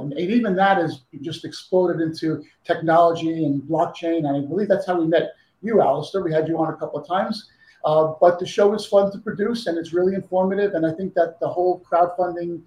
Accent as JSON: {"language": "English", "region": "New York", "country": "United States", "moved": "as an adult", "lives_now": "Las Vegas, United States", "said": "I'm originally from New York. I moved out to Vegas about maybe 15 years ago"}